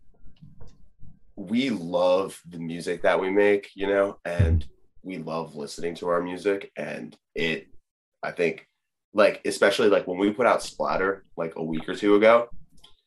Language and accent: English; Oceanport, New Jersey, United States; we grew up in Oceanport and there's the Monmouth racetrack